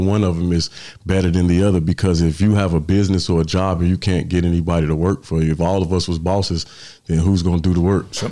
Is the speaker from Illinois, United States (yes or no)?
yes; Chicago, Illinois, United States; also born or lived in Florence, South Carolina; now in South Carolina, United States; I'm from Chicago, uh, residing in South Carolina right now